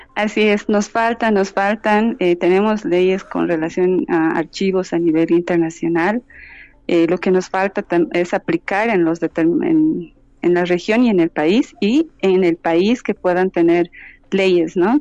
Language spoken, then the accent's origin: Spanish; Bolivia; yo soy boliviana y desde mi, desde mi país